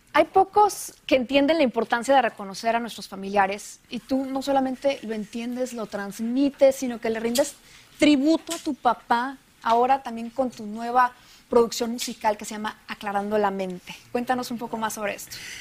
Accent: northern Mexico, Mexico; así somos los norteños

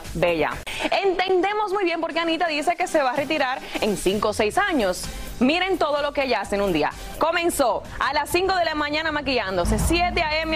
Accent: Dominican Republic; Yo soy más dominicana que todo el mundo, señores. Feliz de la independencia de mi país

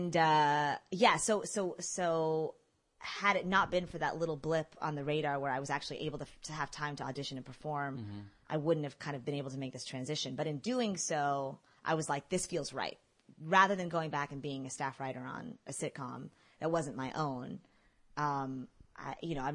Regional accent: Texas, United States; also born or lived in Mexico / Los Angeles; now in New York, United States; I'm from Texas originally

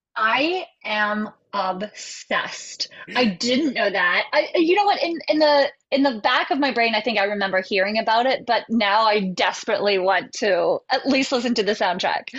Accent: West Virginia, United States; we grew up in West Virginia and we had two channels

